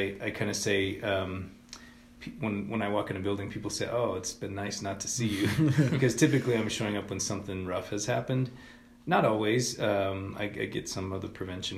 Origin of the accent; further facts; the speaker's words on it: Swink, Colorado, United States; moved away as an adult; also born or lived in Denver, Colorado / Oklahoma; I grew up in a small town in southern Colorado. It's a little town called Swink